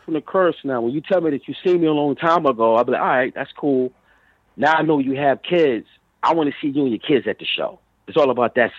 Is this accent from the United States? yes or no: yes; New York, United States; born there; also born or lived in Virginia; I was born in New York, but I was always in and out, traveling, you know, my family. You know, they had a house down in Virginia.